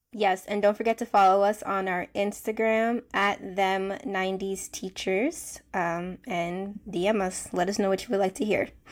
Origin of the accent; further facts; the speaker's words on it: United States; I'm from the United States